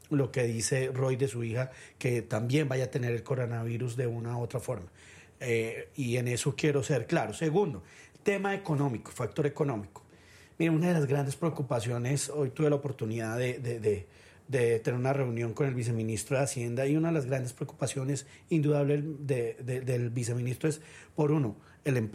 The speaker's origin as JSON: {"language": "Spanish", "country": "Colombia", "said": "Y quiero empezar diciendo que aquí todos somos colombianos"}